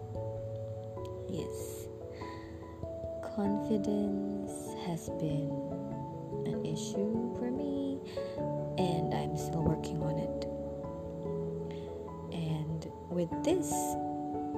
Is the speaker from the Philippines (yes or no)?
yes; Philippines; moved away as an adult; now in Jakarta, Indonesia; So, I'm originally from the Philippines. And I moved to Jakarta in 2013.